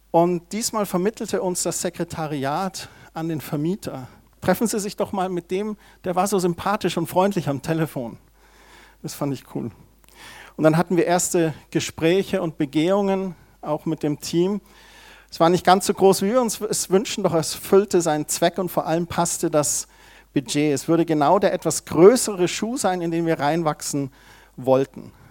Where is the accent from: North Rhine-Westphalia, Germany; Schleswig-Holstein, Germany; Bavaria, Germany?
Bavaria, Germany; Heimstetten; da bin ich aufgewachsen in Heimstetten